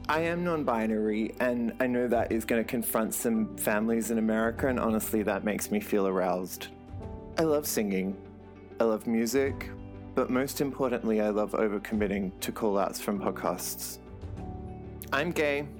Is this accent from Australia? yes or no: yes; Adelaide, South Australia, Australia; moved away as an adult; now in Sydney, Australia; I'm 34 years old and I'm from Adelaide in Australia